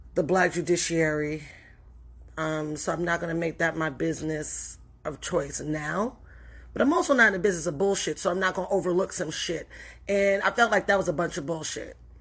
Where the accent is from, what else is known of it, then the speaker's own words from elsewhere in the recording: New York City, New York, United States; I grew up in the Bronx in the eighties and the nineties.